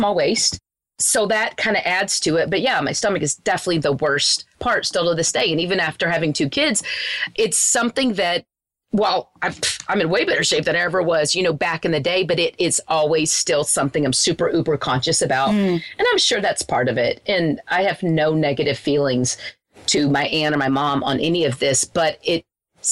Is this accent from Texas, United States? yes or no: yes; Wichita Falls, Texas, United States; where I grew up in Wichita Falls is a very small town.